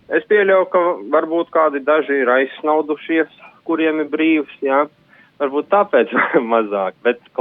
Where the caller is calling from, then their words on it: Jūrmala, Latvia; no Jūrmalas